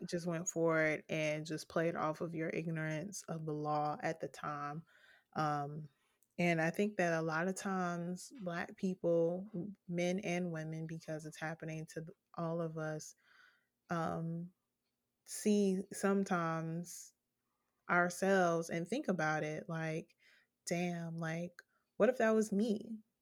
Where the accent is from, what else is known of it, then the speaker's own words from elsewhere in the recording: United States; as an American